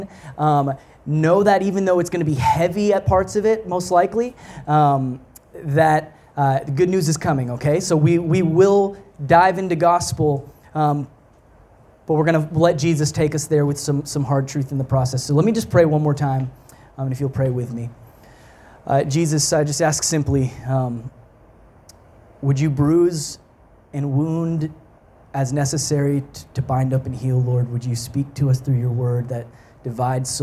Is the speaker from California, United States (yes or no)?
no; Texas, United States; moved away as an adult; also born or lived in Canada; now in Montreal, Canada; I grew up in Texas.